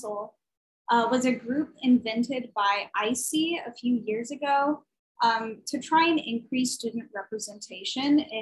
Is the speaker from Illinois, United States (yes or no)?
yes; Carbondale, Illinois, United States; I was born and raised in Southern Illinois